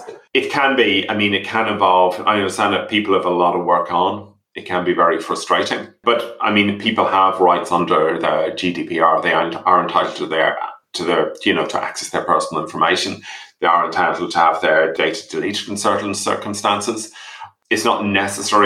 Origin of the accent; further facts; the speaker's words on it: England, United Kingdom; as a child, I grew up in England as a child